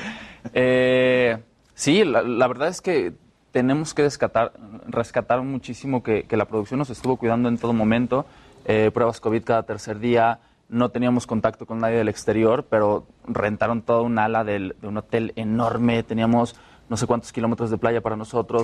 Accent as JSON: {"language": "Spanish", "region": "Jalisco", "country": "Mexico", "said": "yo soy de Jalisco"}